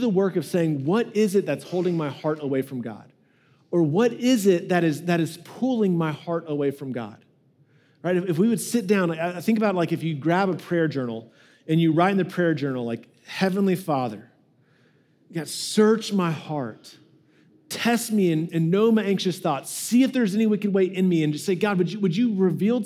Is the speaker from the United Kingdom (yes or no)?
no; United States; we really struggle with this as American Christians